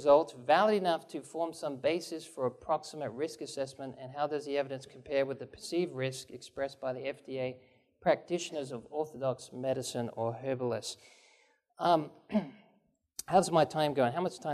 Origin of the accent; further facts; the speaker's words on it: England, United Kingdom; moved away; also born or lived in Japan; grew up in England, and I grew up on green tea. And I lived in Japan